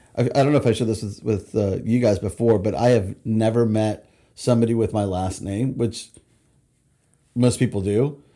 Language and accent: English; Huntington Beach, California, United States; moved away as an adult; also born or lived in Texas; now in Redding, United States; I grew up in Southern California, went to in Huntington Beach, and in my early 20s, I sold the business, moved to Texas for a few years, and I came back.